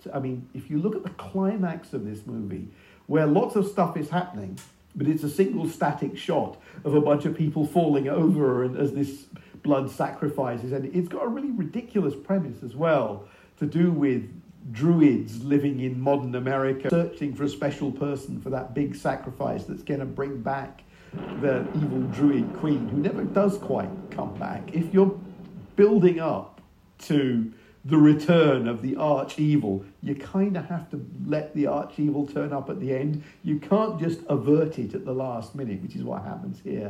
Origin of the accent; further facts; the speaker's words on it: United Kingdom; as a British horror fan